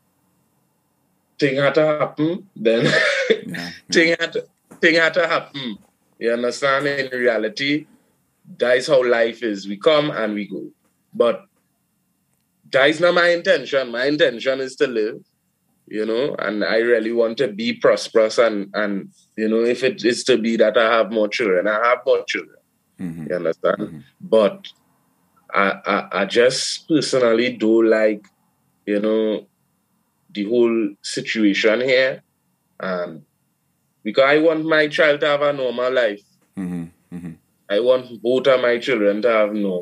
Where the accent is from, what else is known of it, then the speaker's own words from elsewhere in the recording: Trinidad & Tobago; now in Brooklyn, United States; I grew up in Trinidad